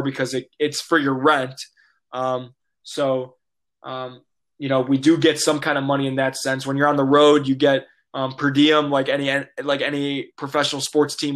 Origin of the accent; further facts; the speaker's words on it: Chicago, Illinois, United States; I'm from Chicago, big Bulls fan